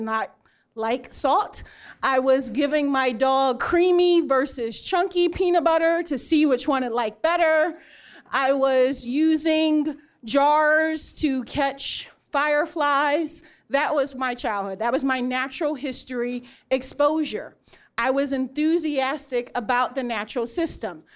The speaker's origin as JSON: {"language": "English", "town": "Philadelphia", "region": "Pennsylvania", "country": "United States", "tie": "born or raised there", "moved": "yes", "said": "I grew up in Philadelphia"}